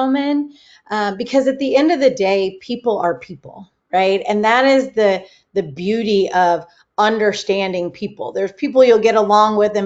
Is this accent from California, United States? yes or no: yes; California, United States; I grew up in California